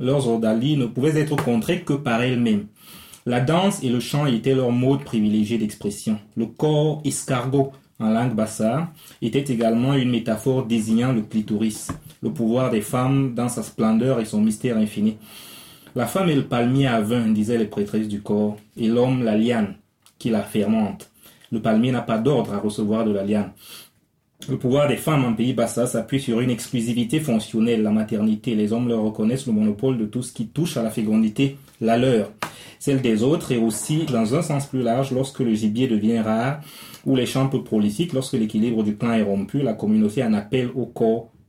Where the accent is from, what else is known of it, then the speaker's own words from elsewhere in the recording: Ebolowa, South, Cameroon; je vais dans mon village, je suis né au sud, à Ibolova justement, mm. donc c'est une région que je connais assez, assez, assez bien.